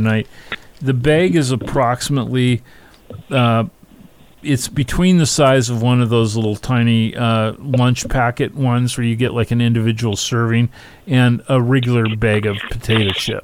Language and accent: English; Pacific Northwest, United States; I grew up. I grew up in the Pacific Northwest